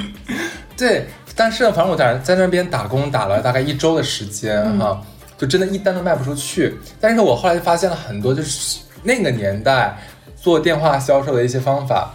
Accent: Harbin, Heilongjiang, China; 我哈尔滨的

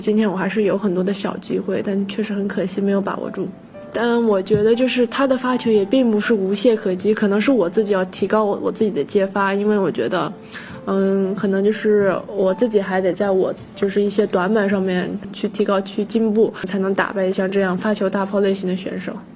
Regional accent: China; 原来就是我们中国人，我们亚洲人

